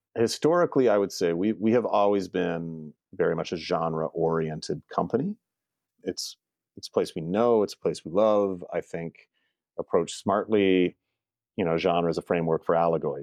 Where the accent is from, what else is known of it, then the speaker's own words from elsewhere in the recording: Canada; also born or lived in Toronto area; I'm Canadian and I've stayed on this side of the border